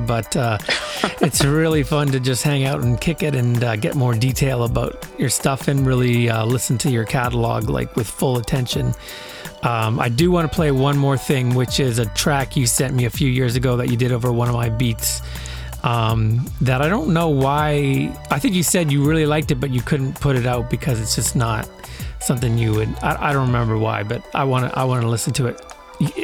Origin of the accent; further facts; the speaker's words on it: Brandon, Manitoba, Canada; growing up in Brandon